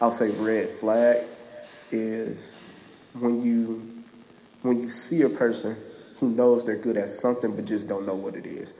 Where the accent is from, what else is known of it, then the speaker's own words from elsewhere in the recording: Flint, Michigan, United States; growing up in Flint when I was younger